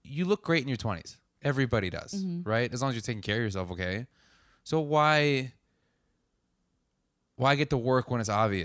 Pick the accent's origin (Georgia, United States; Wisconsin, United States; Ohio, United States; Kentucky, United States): Wisconsin, United States; Wisconsin. We get a lot of shit.